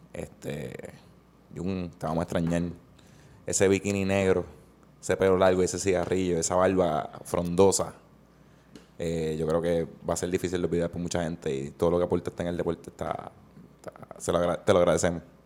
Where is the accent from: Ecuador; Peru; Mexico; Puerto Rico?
Puerto Rico; como patrono puertorriqueño